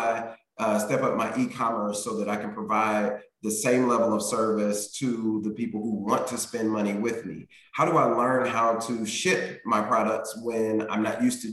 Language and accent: English; Indianapolis, Indiana, United States; moved away as an adult; now in Cincinnati, United States; I was born and raised in Indianapolis